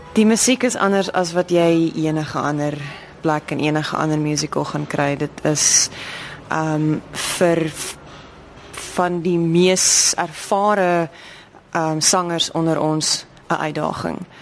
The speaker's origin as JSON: {"language": "Afrikaans", "country": "South Africa", "said": "ons as Suid-Afrikaners"}